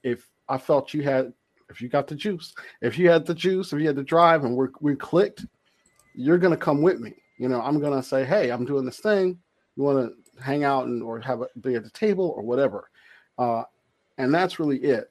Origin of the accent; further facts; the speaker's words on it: Compton, California, United States; I'm from Compton, so I grew up in Compton